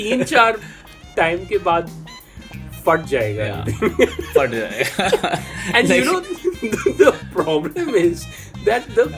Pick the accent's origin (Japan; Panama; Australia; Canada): Panama; And I'm from Panama.